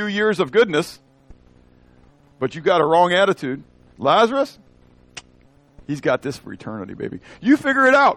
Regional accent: United States; as an American

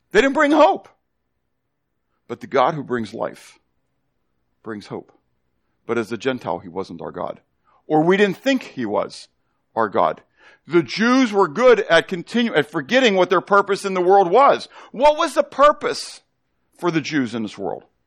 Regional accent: Pittsburgh, Pennsylvania, United States; growing up in Pittsburgh

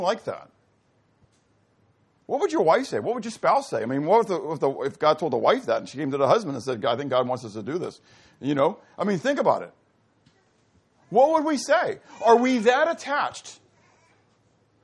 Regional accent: Pittsburgh, Pennsylvania, United States; I grew up in Pittsburgh, mountains, hills.

